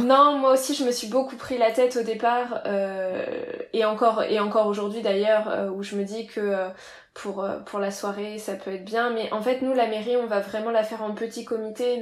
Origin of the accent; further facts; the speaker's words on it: Reims, Grand Est, France; now in Marseille, France; je viens de, de Reims